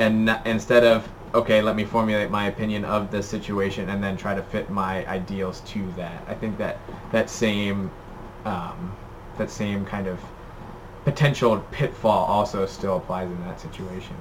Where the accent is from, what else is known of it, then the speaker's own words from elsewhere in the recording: United States; as an American